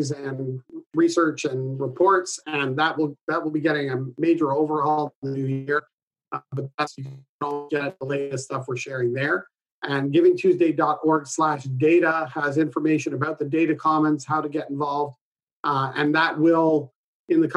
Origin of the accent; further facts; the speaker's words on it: Canada; I'm Canadian